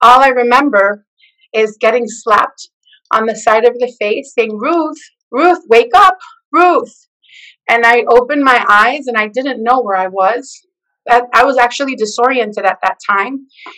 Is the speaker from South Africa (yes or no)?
no; El Salvador; And I connected with her because I'm from El Salvador.